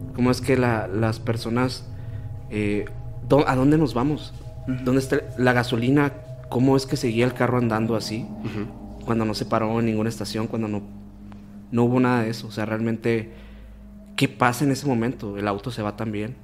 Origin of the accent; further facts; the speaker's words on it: Hermosillo, Sonora, Mexico; Nosotros somos de Hermosillo, Sonora